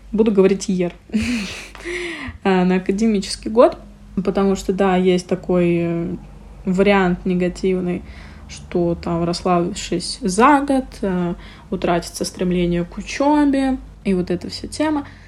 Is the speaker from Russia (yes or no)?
yes; Murmansk, Murmansk Oblast, Russia; мы все из Мурманска